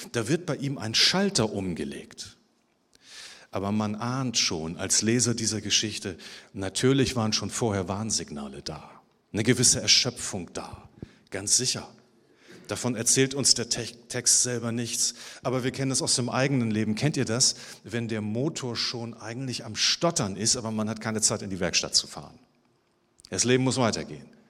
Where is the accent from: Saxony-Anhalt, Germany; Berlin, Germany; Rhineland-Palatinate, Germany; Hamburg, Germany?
Hamburg, Germany; Ich bin ja im Süden Hamburgs geboren